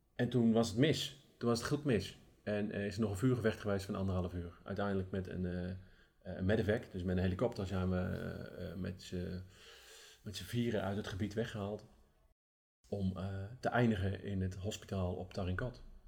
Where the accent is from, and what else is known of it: Netherlands